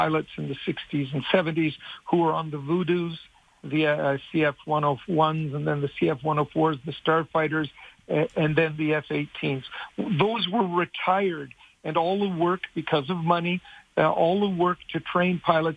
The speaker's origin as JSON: {"language": "English", "country": "Canada", "said": "as a Canadian"}